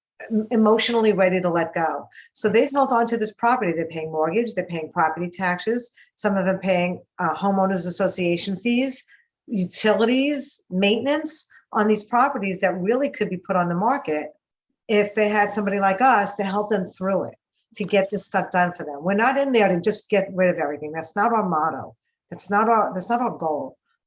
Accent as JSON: {"language": "English", "region": "New York", "country": "United States", "accent": "New York", "lives_now": "Encino, United States", "said": "You know, you can tell I'm from New York. And I have, you know"}